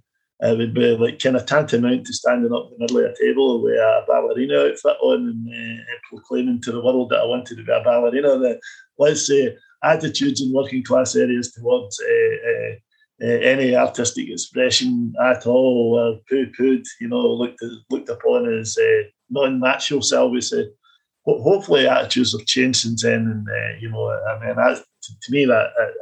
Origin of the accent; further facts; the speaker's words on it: Clydebank, Scotland, United Kingdom; moved away as an adult; also born or lived in Oxford; the CVS in Clybank, my hometown